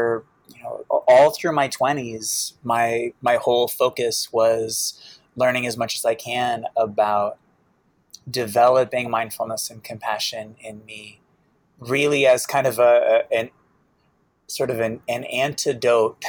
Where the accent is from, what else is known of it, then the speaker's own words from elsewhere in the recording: Boston, Massachusetts, United States; I grew up in Boston, with a single mom who was an alcoholic